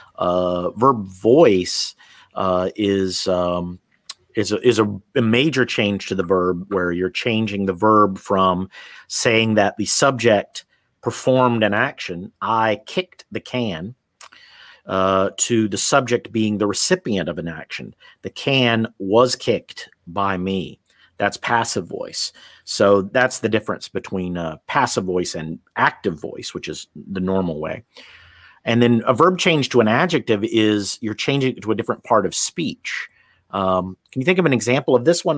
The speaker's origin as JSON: {"language": "English", "country": "United States", "moved": "as an adult", "said": "I'm from the United States"}